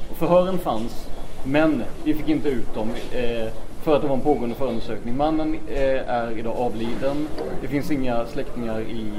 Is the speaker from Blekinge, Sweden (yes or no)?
yes; Blekinge, Sweden; jag är ju ner från Blekinge